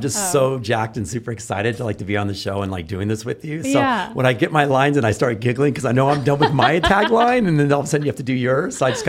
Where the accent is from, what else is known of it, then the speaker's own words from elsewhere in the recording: San Antonio, Texas, United States; I grew up